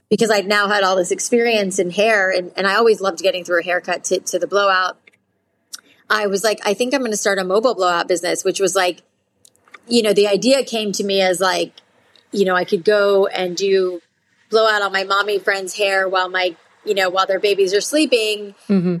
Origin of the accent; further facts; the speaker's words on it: South Florida, United States; I grew up in South Florida